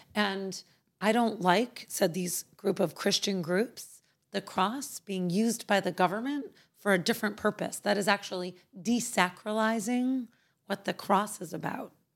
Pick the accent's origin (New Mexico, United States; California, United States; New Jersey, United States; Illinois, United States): Illinois, United States; Chicago; born or raised there